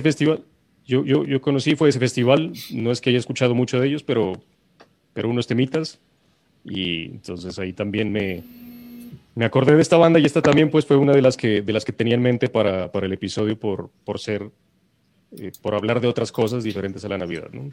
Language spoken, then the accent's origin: Spanish; Pasto, Nariño, Colombia; now in Bogotá, Colombia; yo los estoy saludando desde mi tierra natal. Listo, estoy trasladado un mesecito a Pasto